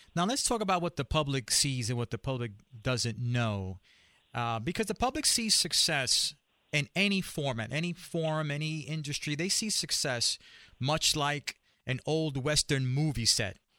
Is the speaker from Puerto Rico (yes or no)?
yes; Puerto Rico; I grew up in Latino community, I'm Puerto Rican